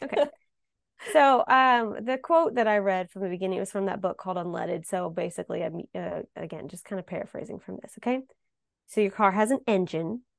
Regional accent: Ohio, United States; growing up in Ohio

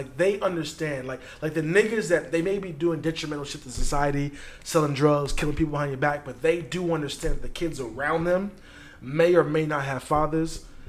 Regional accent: New York, United States; As a New Yorker, you know, you're in the stoop.

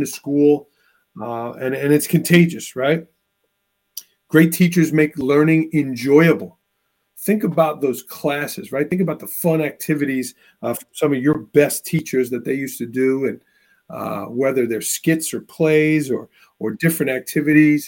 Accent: New York City, New York, United States; also born or lived in Bay Ridge, Brooklyn; now in Northeast Pennsylvania, United States; I'm originally from New York. I live in Northeast Pennsylvania right now

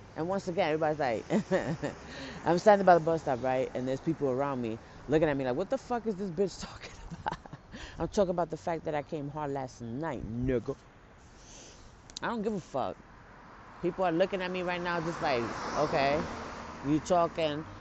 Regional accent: New York City, New York, United States; I'm from the Bronx

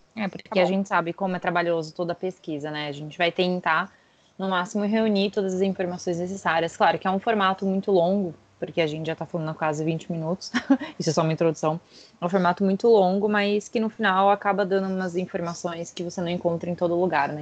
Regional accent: São Paulo, Brazil; also born or lived in San Francisco, California; Moro em São Paulo. Sou original de São Paulo

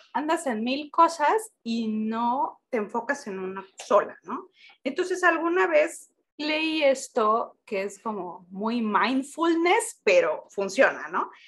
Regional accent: Oaxaca, Mexico; somos oaxaqueños

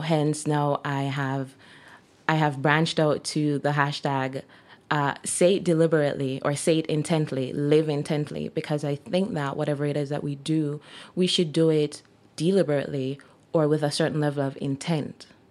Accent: Jamaica; moved away as an adult; now in Kelowna, Canada; I'm Jamaican by birth, and I've been living in Jamaica for most of my life until I decided to move here

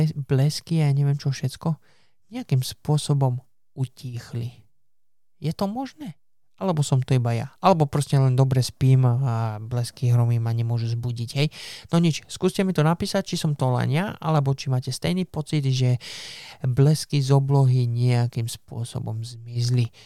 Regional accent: Slovakia; now in England, United Kingdom; keď som bol dieťa na Slovensku

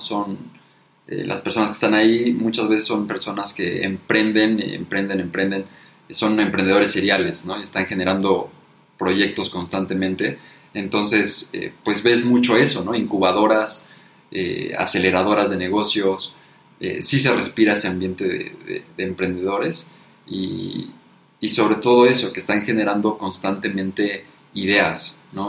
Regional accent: Mexico; como mexicano

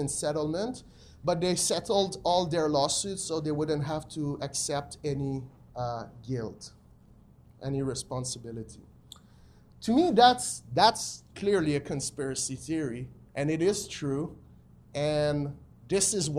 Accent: Quebec City, Quebec, Canada; I'm from Quebec City

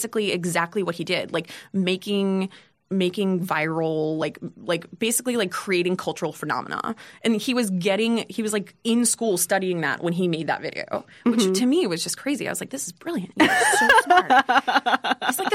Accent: Lowell, Massachusetts, United States; also born or lived in Los Angeles / San Francisco; now in New York, United States; I am from Lowell, Massachusetts.

